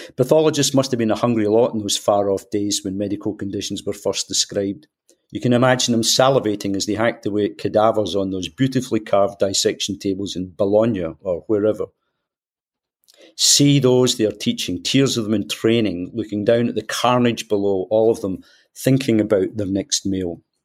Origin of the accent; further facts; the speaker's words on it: Scotland, United Kingdom; accent: Scottish; as people will tell from my accent, I'm, I'm Scottish